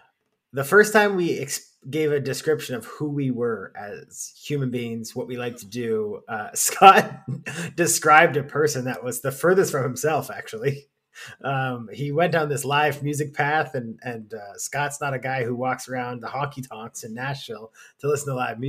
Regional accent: London, Ontario, Canada; born there; I was born in London, definitely not raised there.

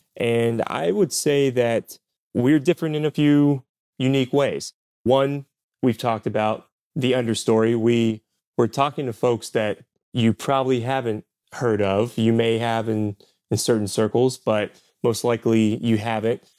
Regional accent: Point Pleasant, West Virginia, United States; moved away as an adult; also born or lived in China; I am originally from Point Pleasant, West Virginia. Graduated from Point Pleasant High School

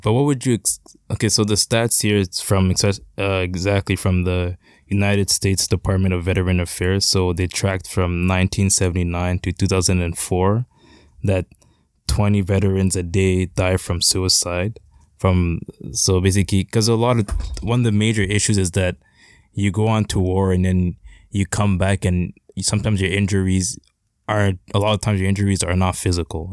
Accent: Canada; as a Canadian

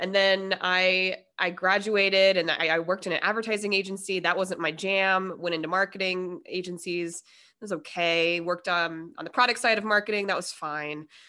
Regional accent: Denver, Colorado, United States; now in San Diego, United States; I'm from Denver, and, you know, and I've been in San Diego this amount of time

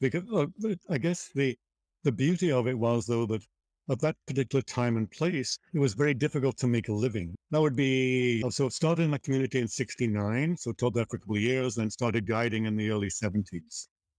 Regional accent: Liverpool, North West England, United Kingdom; born there; I was born in Liverpool and started, you know, heading off into nature at an early age

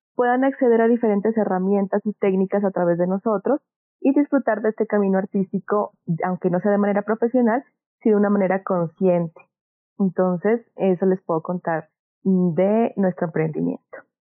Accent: Pasto, Nariño, Colombia; nací en Pasto, soy de esta tierra

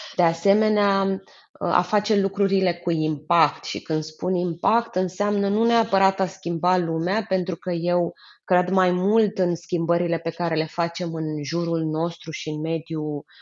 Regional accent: Romania; eu spun întotdeauna despre mine că eu sunt româncă, dar sunt internațională

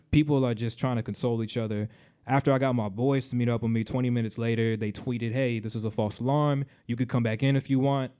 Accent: Miami, Florida, United States; also born or lived in Caribbean; now in Orlando, United States; that's my hometown

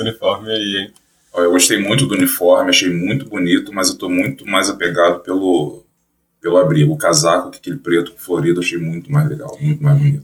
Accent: Rio de Janeiro, Brazil; Sou do Rio de Janeiro, é, sou designer

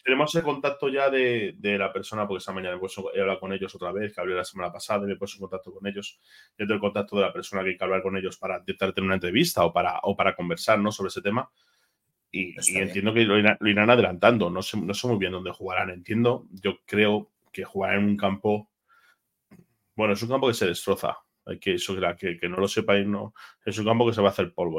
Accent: Madrid, Community of Madrid, Spain; como madrileño que soy, creo que soy el único madrileño

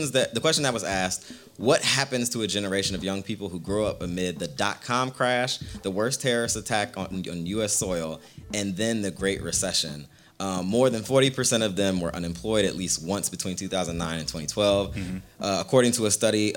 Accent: West Coast, United States; I'm also a West Coast kid.

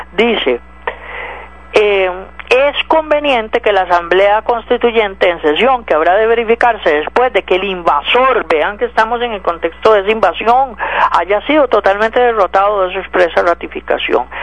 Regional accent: Costa Rica; como costarricense

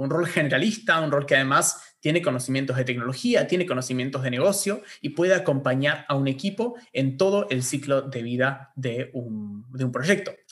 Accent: Argentina; acá en Argentina, donde tenemos universidad gratuita

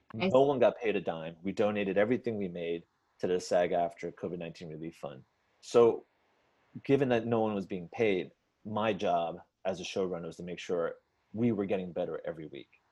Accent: United States; as most Asian Americans growing up in America

